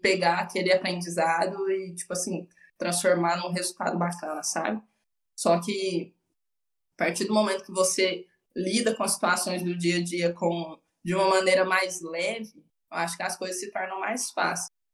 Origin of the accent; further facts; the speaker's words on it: Uberlândia, Minas Gerais, Brazil; Eu sempre morei com os meus pais, sou daqui de Uberlândia